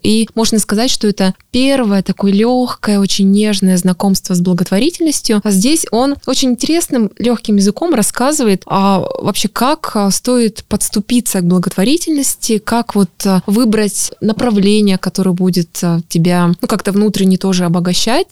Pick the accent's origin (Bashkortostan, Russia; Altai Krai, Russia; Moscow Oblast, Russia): Altai Krai, Russia; moved away; последний раз я была на Алтае. Ну, это моя малая родина, поэтому я там часто бываю. Но там я мой дом, мои родители